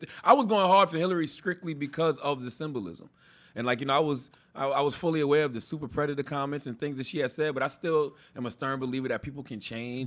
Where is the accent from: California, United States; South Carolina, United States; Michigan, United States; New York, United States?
South Carolina, United States; Moncks Corner; moved away; I come from Monk's Corner, South Carolina